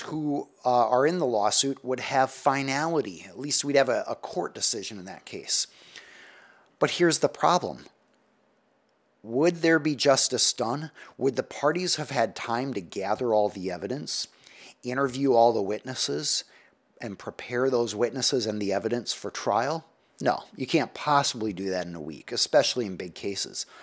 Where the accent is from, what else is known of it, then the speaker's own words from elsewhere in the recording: United States; as American society